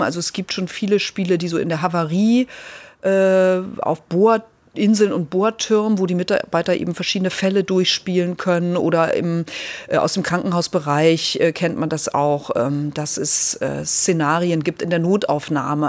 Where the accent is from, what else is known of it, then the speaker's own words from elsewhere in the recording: Lübbenau, Brandenburg, Germany; also born or lived in Eisleben; now in Hamburg, Germany; ich bin ja in der Lutherstadt Eisleben äh, geboren worden, weil meine Großeltern damals lebten, dann eben in, in Lübbenau aufgewachsen, in, in den neuen Bundesländern äh, mit dem Mauerfall dann nach Hamburg gekommen.